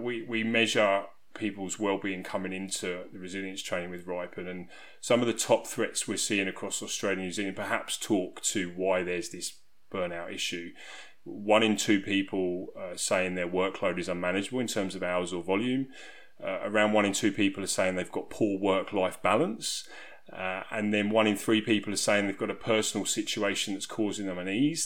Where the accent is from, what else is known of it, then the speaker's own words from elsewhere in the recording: South East England, United Kingdom; You'll probably be able to tell from my accent that I'm from England. I'm from a small country town in southeast region of England.